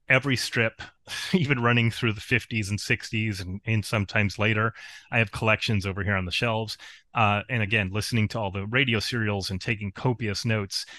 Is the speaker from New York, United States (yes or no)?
yes; Spencerport, New York, United States; My hometown is actually Spencer Port.